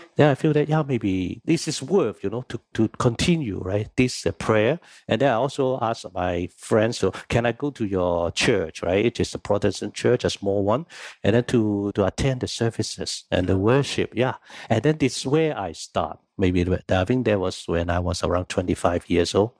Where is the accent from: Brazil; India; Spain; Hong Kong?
Hong Kong; moved away as an adult; now in Singapore; I was born in Hong Kong